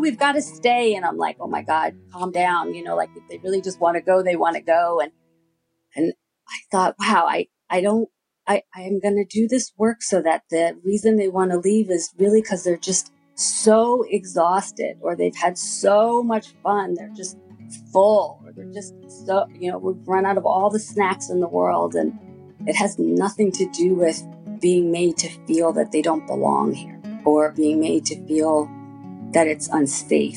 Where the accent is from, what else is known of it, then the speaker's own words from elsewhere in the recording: Long Island, New York, United States; I grew up on Long Island in New York